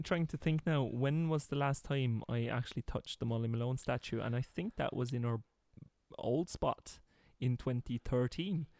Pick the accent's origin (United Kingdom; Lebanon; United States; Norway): Norway; me as a poor Norwegian